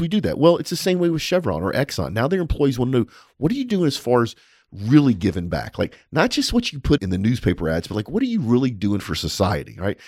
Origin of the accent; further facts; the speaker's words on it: United States; I'm an American